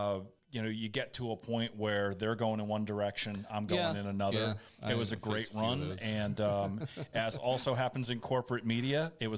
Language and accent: English; Boston, Massachusetts, United States; I grew up, I was born in 1970 in Boston, Massachusetts.